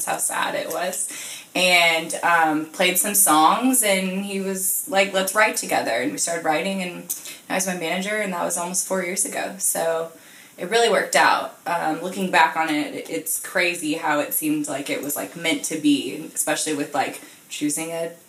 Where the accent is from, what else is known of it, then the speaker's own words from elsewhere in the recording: Florida, United States; also born or lived in Sarasota / Orlando; Well, I moved around a lot as a kid, just for my parents' jobs, but I went to middle school and high school and college all in Florida.